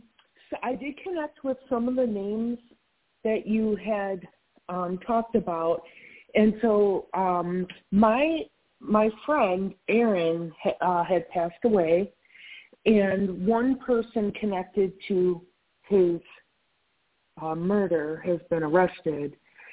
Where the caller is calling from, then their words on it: North Carolina, United States; This is …, and I'm in North Carolina.